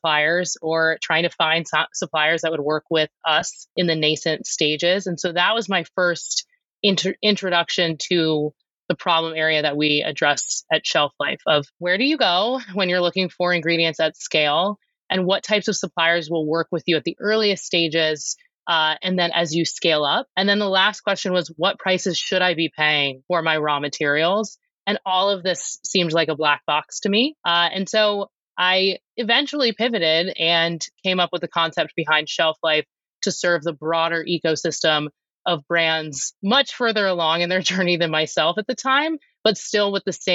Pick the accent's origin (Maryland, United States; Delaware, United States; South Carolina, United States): Maryland, United States; Annapolis; moved away as an adult; also born or lived in Denver, Colorado; I'm an East Coast native. I was born in Annapolis, Maryland, went to undergrad on the East Coast